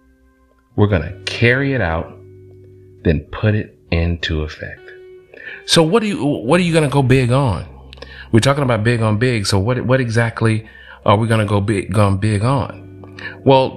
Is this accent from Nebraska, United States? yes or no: no; College Park, Georgia, United States; I'm from Georgia, College Park, Southside, ATL